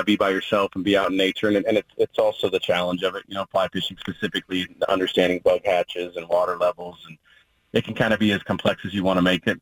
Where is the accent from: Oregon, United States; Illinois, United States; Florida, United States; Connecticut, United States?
Oregon, United States; born or raised there